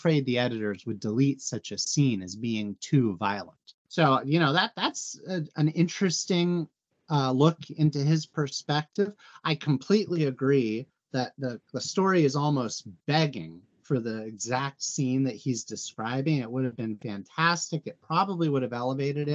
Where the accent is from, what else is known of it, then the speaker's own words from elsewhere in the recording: United States; I'm an American